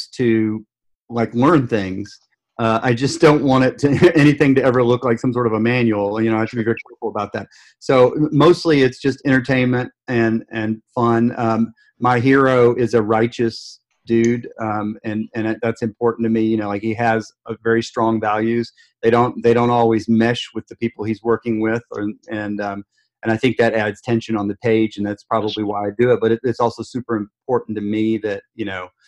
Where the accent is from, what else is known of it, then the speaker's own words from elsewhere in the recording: Memphis, Tennessee, United States; I live in Memphis